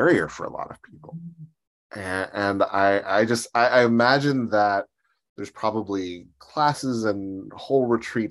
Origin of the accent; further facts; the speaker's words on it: Pittsburgh, Pennsylvania, United States; I grew up in Pittsburgh and a very urban part of the city